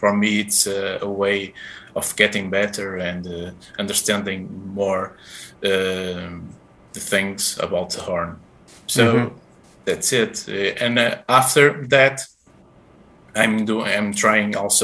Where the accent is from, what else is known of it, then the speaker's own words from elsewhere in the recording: Porto, Norte, Portugal; English is a second language; I'm Portuguese. I was born in Porto, in the city